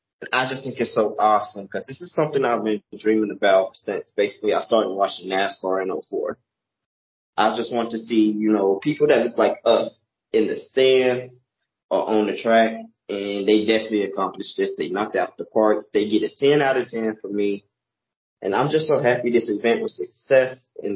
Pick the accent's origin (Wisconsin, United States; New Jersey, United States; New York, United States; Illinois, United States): Illinois, United States; Chicago; as a kid growing up in Chicago, going through the Chicago public school system